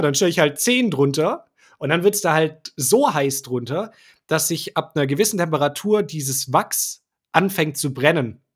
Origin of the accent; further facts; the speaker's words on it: Swabia, Germany; bin ja auch Schwabe